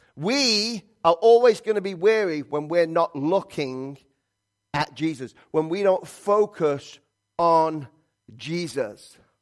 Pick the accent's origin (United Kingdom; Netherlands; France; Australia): United Kingdom; England; moved away; I'm from England